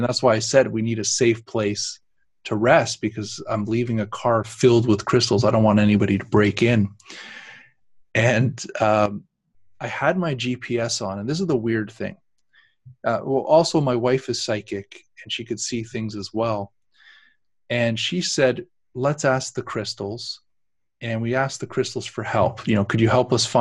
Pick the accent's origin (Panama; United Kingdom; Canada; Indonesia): Canada; we're Canadians